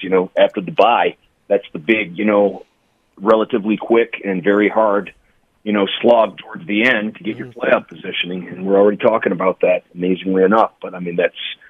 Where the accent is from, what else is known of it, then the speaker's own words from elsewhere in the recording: Detroit, Michigan, United States; now in Las Vegas, United States; Detroit is my hometown and my hometown team